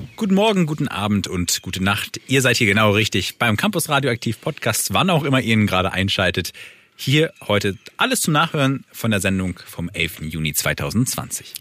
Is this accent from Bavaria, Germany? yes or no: no; Kiel, Schleswig-Holstein, Germany; als Kieler